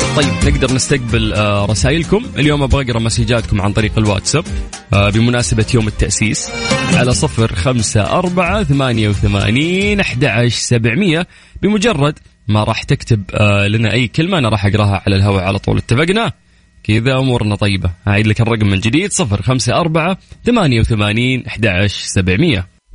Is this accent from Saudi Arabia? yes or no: yes; Saudi Arabia; كلنا كسعوديين